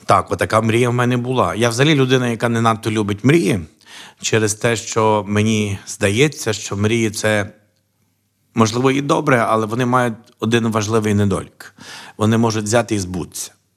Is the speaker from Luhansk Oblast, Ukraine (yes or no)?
no; Sokal, Lviv Oblast, Ukraine; now in Lviv, Ukraine; я народився в місті Сокаль. Що на Львівщині